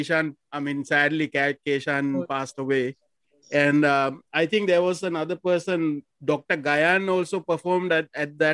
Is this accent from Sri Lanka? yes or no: yes; Negombo, Western Province, Sri Lanka; I'm actually from Nigambo.